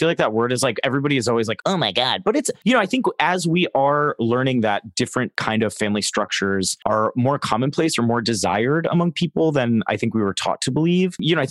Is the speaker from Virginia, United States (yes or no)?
no; Florida, United States; I grew up in Florida though.